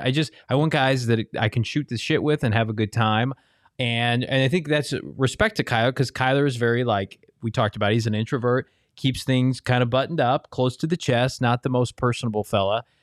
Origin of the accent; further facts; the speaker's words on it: Ohio, United States; growing up in Ohio